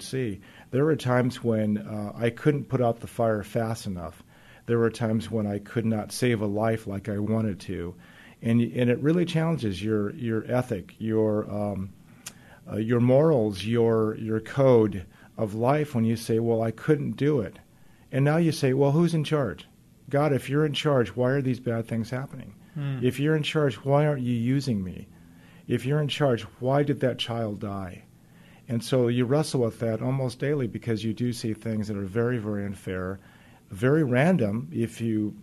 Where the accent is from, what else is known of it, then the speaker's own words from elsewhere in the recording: Gardena, California, United States; moved away as an adult; now in Seattle, United States; I worked a year in my hometown of Gardena, California